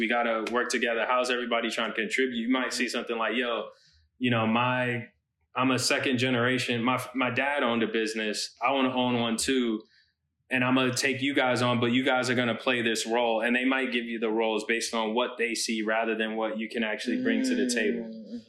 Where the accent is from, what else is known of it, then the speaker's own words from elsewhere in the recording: Boston, Massachusetts, United States; moved away as an adult; also born or lived in New York / Charlotte; now in Los Angeles, United States; because I grew up in Boston, was in New York for 4 years before coming to LA. Most of my time, again, is on the East Coast. I did spend a year in Charlotte. That's where my family's from.